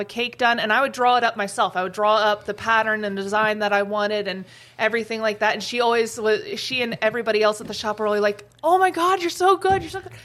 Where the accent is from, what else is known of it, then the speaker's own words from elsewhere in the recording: Columbus, Ohio, United States; also born or lived in Gatlinburg, Tennessee; now in Grand Forks, United States; I was born and raised in Columbus, Ohio, but then I moved down to Gatlinburg, Tennessee, um, and I lived there for about 15 years